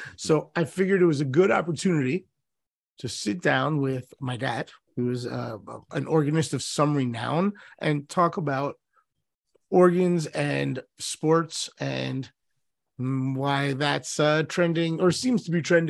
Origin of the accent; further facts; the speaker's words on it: Washington, District of Columbia, United States; the Washington Capitals, my hometown, my Washington town